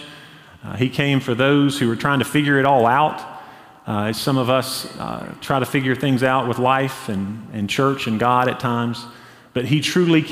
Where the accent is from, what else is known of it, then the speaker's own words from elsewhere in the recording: Hendersonville, North Carolina, United States; I grew up in Hendersonville, North Carolina